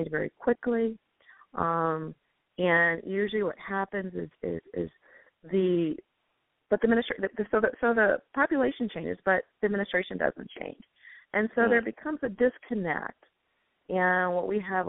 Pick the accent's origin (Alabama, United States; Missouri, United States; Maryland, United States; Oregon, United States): Alabama, United States; Selma; now in Maple Heights, United States; I am from Selma, Alabama.